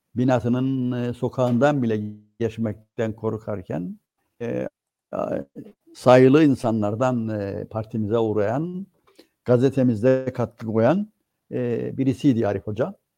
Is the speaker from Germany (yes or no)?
no; Cyprus; bizim e, Türkiye'den farklılıklarımızı